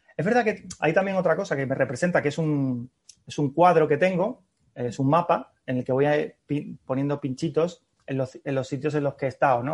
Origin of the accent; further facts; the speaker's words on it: Seville, Andalusia, Spain; now in Madrid, Spain; yo soy sevillano